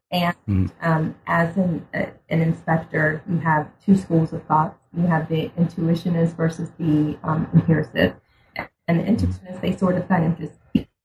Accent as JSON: {"language": "English", "country": "United States", "said": "I'm African American, right. but I'm a black person living in America."}